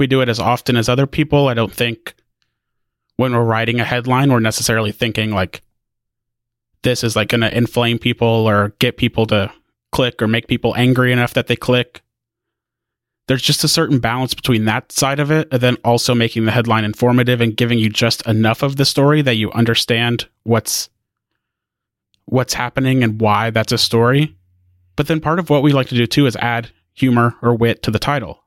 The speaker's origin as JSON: {"language": "English", "region": "Indiana", "country": "United States", "moved": "yes", "lives_now": "Waco, United States", "said": "I'm from Indiana originally. Now I live in Waco, Texas."}